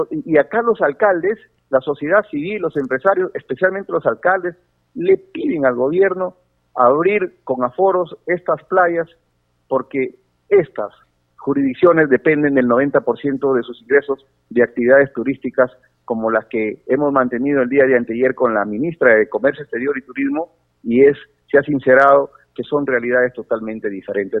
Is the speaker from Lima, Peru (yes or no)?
no; Sechura, Piura, Peru; Yo soy de Sechura, mi querida provincia de Sechura